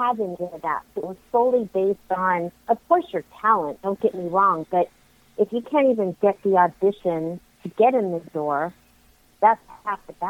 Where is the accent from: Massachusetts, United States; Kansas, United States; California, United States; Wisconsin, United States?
California, United States; Los Angeles; also born or lived in Santa Clarita Valley, California; I was born and raised in the San Fernando Valley, and now I live in Santa Clarita Valley, which isn't far